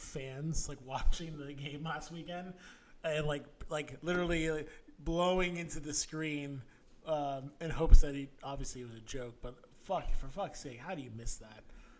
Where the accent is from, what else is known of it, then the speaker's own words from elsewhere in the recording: Boston, Massachusetts, United States; accent: Boston; You know, my Boston accent came up there.